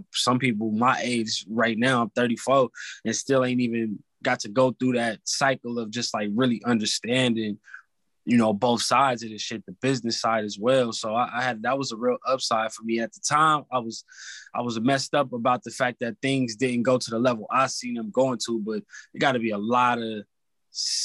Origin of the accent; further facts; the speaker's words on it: California, United States; also born or lived in Atlanta, Georgia; I'm from Cali